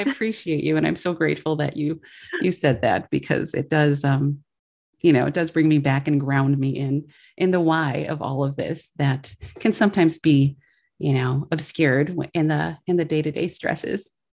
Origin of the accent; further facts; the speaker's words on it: Milwaukee, Wisconsin, United States; now in Chicago, United States; I grew up in Milwaukee, Wisconsin, and I currently, we're based in Chicago